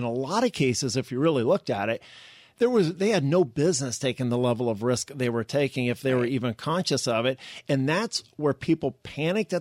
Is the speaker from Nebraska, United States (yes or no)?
yes; Omaha, Nebraska, United States; I'm from Omaha